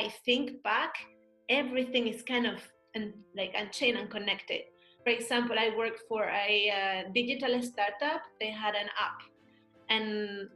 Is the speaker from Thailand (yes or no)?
no; Madrid, Community of Madrid, Spain; moved away as an adult; also born or lived in London / Beijing; now in Germany; I come from Madrid from a little neighborhood.